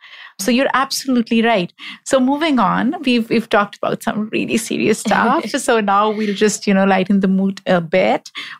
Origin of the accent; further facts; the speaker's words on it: Pakistan; I'm from Pakistan.